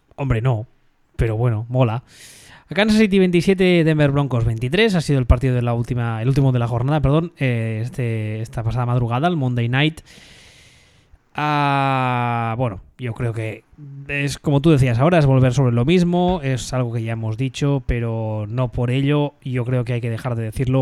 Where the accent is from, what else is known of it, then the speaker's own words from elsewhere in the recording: Barcelona, Catalonia, Spain; yo me crié en los 80 en Barcelona